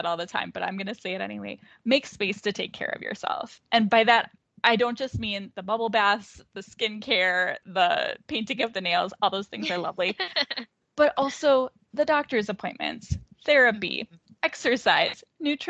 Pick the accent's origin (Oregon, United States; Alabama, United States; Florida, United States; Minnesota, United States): Minnesota, United States; also born or lived in Pittsburgh; I moved from Pittsburgh, where I was doing my coursework, back home to Minnesota